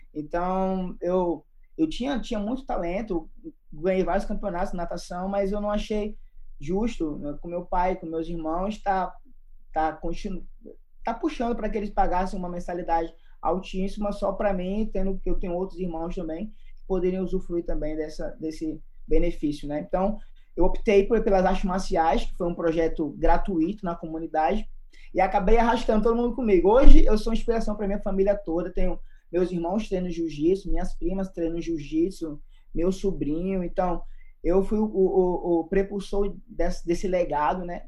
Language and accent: Portuguese; Recife / Fortaleza, Northeast Brazil, Brazil; moved away as an adult; also born or lived in São Paulo, Brazil / Croatia; now in Taiwan; Eu sou natural de São Paulo, porém, aos 5 anos de idade, me mudei para Recife, no Pernambuco